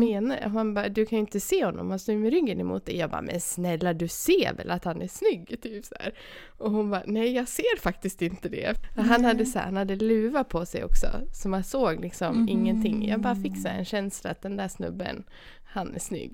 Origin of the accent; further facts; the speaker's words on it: Sweden; jag är från Sverige